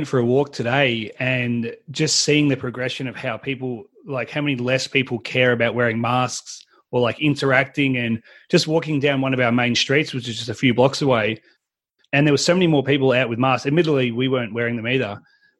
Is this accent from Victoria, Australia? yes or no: yes; Melbourne, Victoria, Australia; I am Australian from Melbourne, the best city in the world.